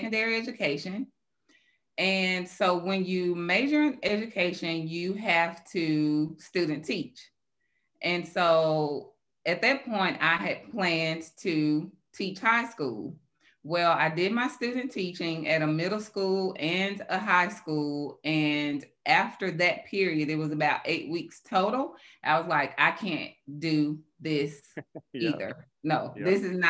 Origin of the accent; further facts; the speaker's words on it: Greenville, Mississippi, United States; moved away; I grew up in Greenville, Mississippi.